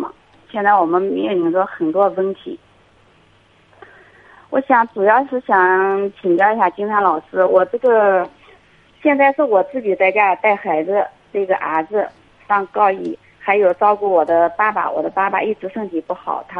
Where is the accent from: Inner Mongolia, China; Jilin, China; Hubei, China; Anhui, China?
Anhui, China; 我是安徽的人，